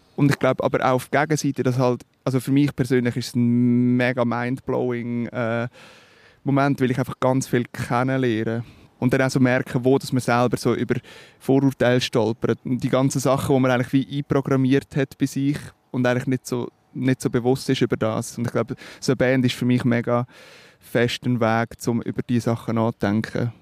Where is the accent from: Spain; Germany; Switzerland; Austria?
Switzerland; accent: Swiss German; first language Swiss German; natürlich ist Schweizerdeutsch meine Muttersprache